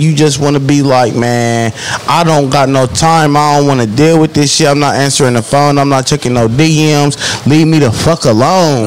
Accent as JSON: {"language": "English", "town": "Columbus", "region": "Ohio", "country": "United States", "said": "Columbus, nigga, 614. I'm from the West Side, Sullivan Gardens"}